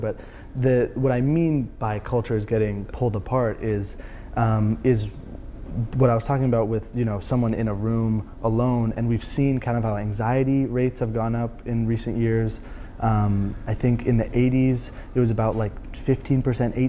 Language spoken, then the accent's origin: English; Silicon Valley, Bay Area, California, United States; I'm from the Bay Area, I'm from Silicon Valley. My parents immigrated here from Iran